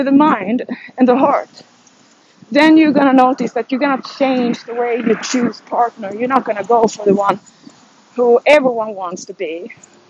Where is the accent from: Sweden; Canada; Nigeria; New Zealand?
Sweden; I'm from Sweden